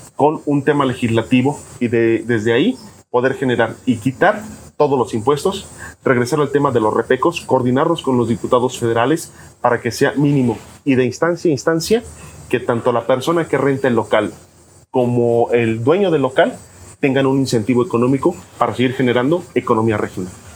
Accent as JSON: {"language": "Spanish", "town": "Jiutepec", "region": "Morelos", "country": "Mexico", "tie": "born or raised there", "said": "nací en Jutepec, soy de Jutepec"}